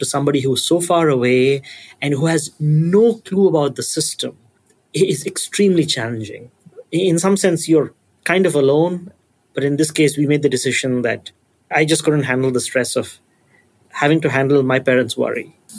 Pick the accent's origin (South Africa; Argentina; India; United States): India; moved away as an adult; since we grew up in India, our immediate family is in India.